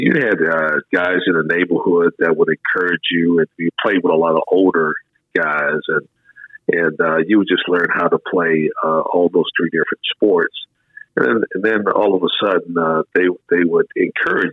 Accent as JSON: {"language": "English", "area": "Prince George's County", "region": "Maryland", "country": "United States", "tie": "born or raised there", "said": "I was growing up in the Maryland area, Prince George's County"}